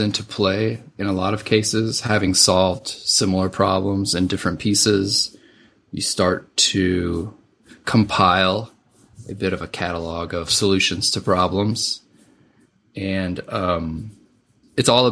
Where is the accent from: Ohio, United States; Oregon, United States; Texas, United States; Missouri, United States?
Missouri, United States; Southeast; I grew up in Southeast Missouri.